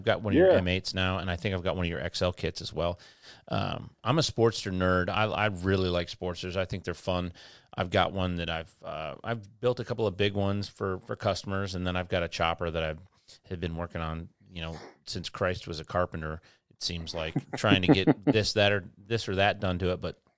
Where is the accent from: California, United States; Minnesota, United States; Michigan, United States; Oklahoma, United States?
Michigan, United States; Westland; also born or lived in Canton / Plymouth; Yeah, I grew up down in Westland, Inkster, Garden City, and then lived in Canton and Plymouth before I moved down here.